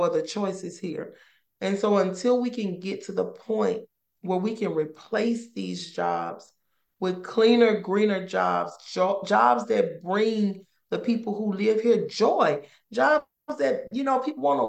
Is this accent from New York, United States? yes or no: no; Ruleville, Mississippi, United States; moved away as an adult; now in Louisiana, United States; We're from a town in Mississippi called Ruleville. That's where my mom raised us.